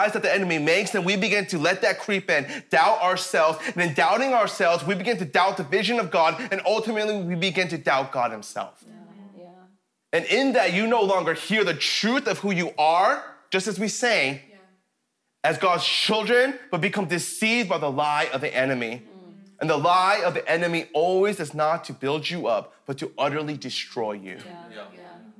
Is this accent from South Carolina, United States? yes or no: no; Colorado, United States; now in Canada; I was born and raised in Colorado